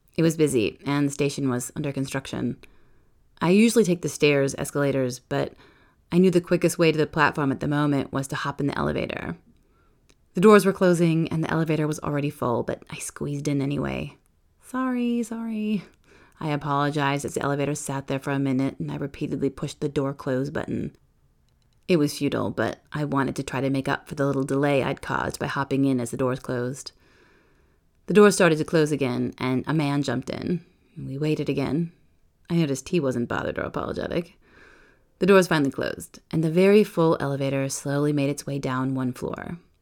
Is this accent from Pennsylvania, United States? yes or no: no; Lake Crystal, Minnesota, United States; moved away as an adult; also born or lived in Edina, Minnesota / Iowa City, Iowa / Barcelona, Spain / Paris, France; now in Toulouse, France; In seventh grade, we moved to the small town of Lake Crystal, and I realized that I'm from Lake Crystal